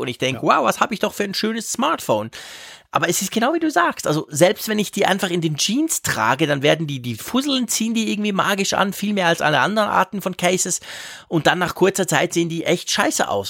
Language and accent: German; Switzerland; bei uns in der Schweiz